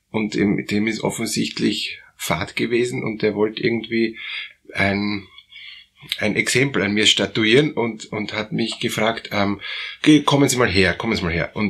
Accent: Germany; Und naja, ich bin aus Deutschland und ich weiß, dass Kehlheimer Fliesen ist eine der besten Fliesen

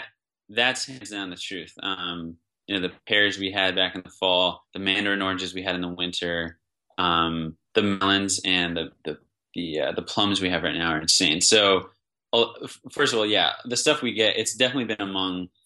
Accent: East Coast, United States; now in Bay Area, United States; I'm from the East Coast

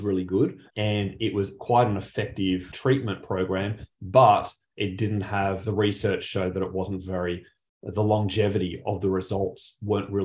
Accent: Penrith, New South Wales, Australia; I actually grew up, if anyone's familiar with Sydney, grew up back in the Riff, Penrith

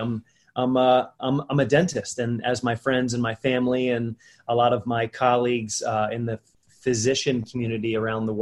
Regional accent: Wilmington, Delaware, United States; I was born and raised in Wilmington, Delaware, the first state, and I grew up here

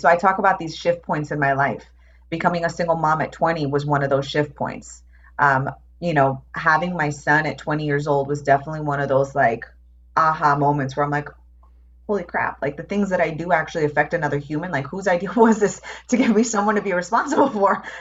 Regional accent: New York, United States; moved away as an adult; also born or lived in Phoenix; I grew up in New York

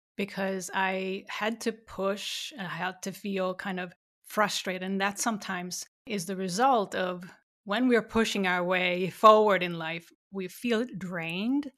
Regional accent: Sweden; growing up in Sweden

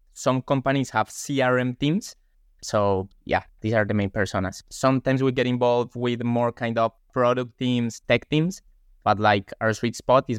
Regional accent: Colombia; now in London, United Kingdom; I'm from Colombia.

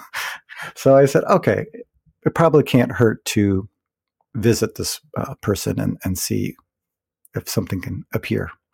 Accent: California, United States; moved away; also born or lived in Providence / Berkeley; I'm originally from California, so, you know, California always felt like home

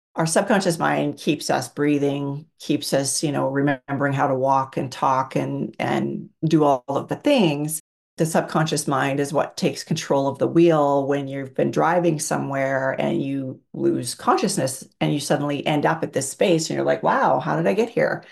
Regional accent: Canada; I'm from Canada

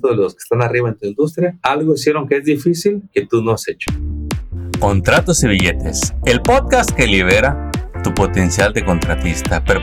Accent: Mexico; moved away as an adult; tengo mucha experiencia, vengo de México, pero acá no sé cómo hacerle.

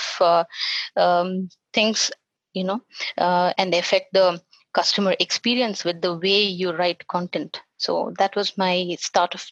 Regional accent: Bangalore, Karnataka, India; I'm from Bangalore, and I pretty much spent most of my years learning and education and everything in Bangalore

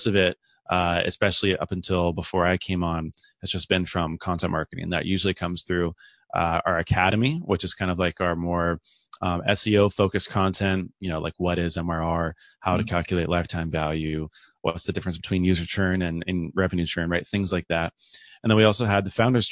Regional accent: San Diego, California, United States; born and raised in San Diego

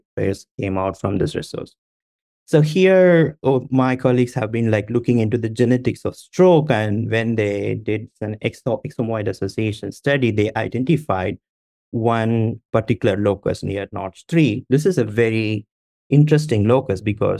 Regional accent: India; I'm from India

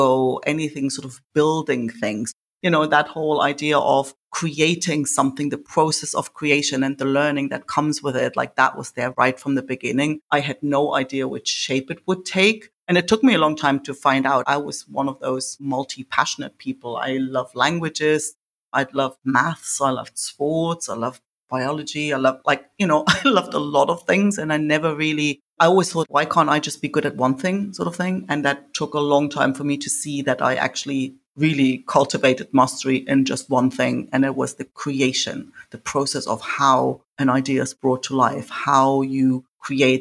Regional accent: East Germany, Germany; I grew up in East Germany, behind the wall

